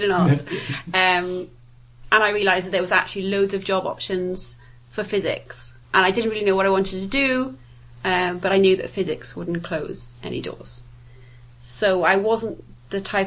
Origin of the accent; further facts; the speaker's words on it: Wales, United Kingdom; now in Southampton, United Kingdom; the Welsh in me wouldn't let me say that I was from Southampton